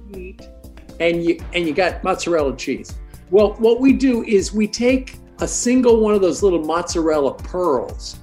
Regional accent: Canada; I grew up in Canada.

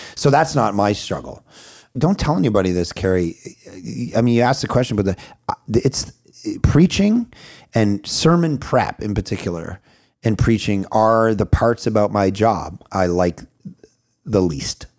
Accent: Vancouver, British Columbia, Canada; I'm from Vancouver, Canada

